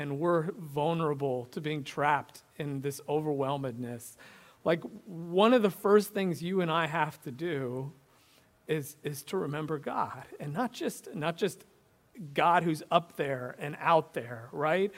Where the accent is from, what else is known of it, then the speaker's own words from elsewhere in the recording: Illinois, United States; I grew up in Illinois in the 90s, a basketball junkie.